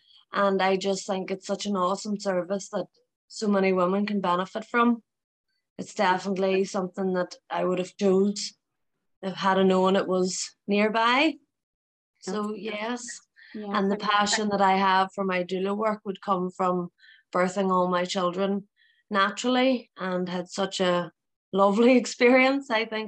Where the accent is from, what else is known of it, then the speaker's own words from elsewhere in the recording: Omagh, Northern Ireland, United Kingdom; I'm from Oma.